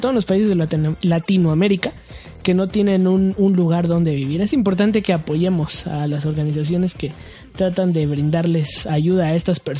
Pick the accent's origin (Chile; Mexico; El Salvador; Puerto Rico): Puerto Rico; Oye, hermano, que somos de Puerto Rico.